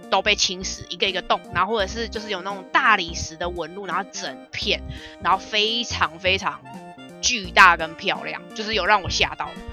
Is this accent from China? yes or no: no; Taipei, Taiwan; 我们台北人